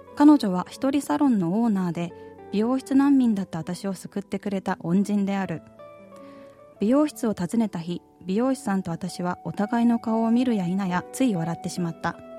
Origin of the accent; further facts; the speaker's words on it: Anseong, Gyeonggi Province, South Korea; 私の地元アンソンに戻ってきて4年が経った